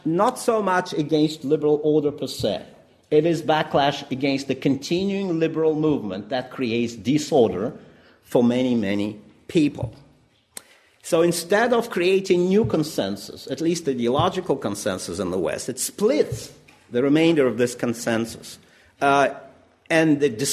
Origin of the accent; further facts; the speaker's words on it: Russia; moved away as an adult; now in Brighton, United Kingdom; as a person growing up in the Soviet Union